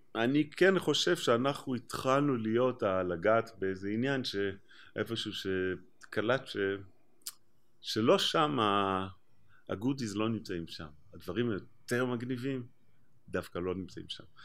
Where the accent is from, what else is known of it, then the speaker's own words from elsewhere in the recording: Israel; בתור ישראלי